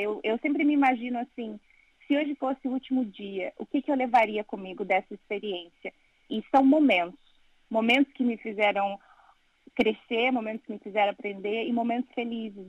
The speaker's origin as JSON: {"language": "Portuguese", "country": "Brazil", "also_born_or_lived": "Italy / Portugal", "moved": "as an adult", "lives_now": "London, United Kingdom", "said": "eu saí do Brasil buscando melhores"}